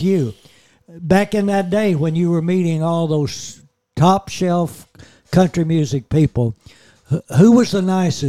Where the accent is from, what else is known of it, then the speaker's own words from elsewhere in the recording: Tennessee, United States; I'm from Tennessee, and I spent a lot of time backstage at the Grand Ole Opry